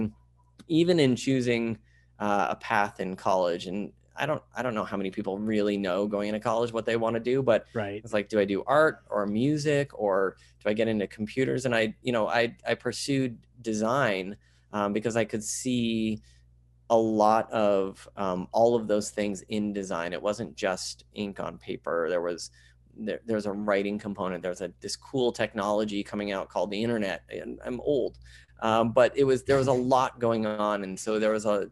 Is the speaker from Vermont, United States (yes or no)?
yes; Vermont, United States; I grew up in Vermont. I was born in southern Vermont, and then we moved up to central Vermont.